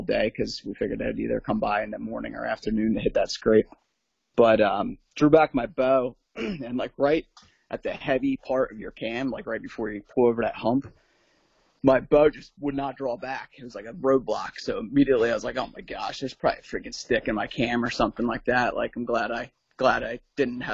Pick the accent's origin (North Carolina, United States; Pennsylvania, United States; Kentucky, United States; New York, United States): Pennsylvania, United States; Southeast; Just a local guy, Southeast Pennsylvania